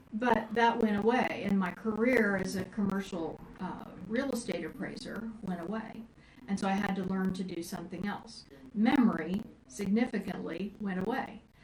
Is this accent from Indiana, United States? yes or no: yes; Indiana, United States; moved away as an adult; also born or lived in Florida; when I moved back from Florida to Indiana, my hometown